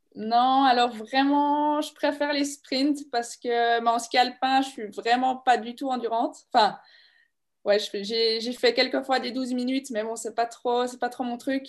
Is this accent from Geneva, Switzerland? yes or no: no; La Neuveville, Bern, Switzerland; je viens de la Neuville, du bord du lac de Bienne